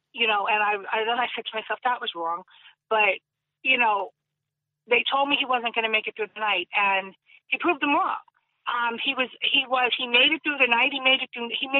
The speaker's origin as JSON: {"language": "English", "town": "Jersey City", "region": "New Jersey", "country": "United States", "tie": "born or raised there", "said": "like we were all 90% of us, I should say, were born and raised in Jersey City."}